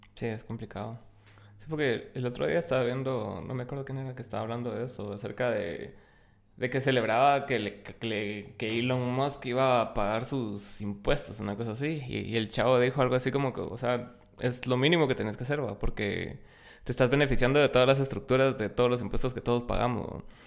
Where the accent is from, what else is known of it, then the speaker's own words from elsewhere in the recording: Guatemala; como guatemaltecos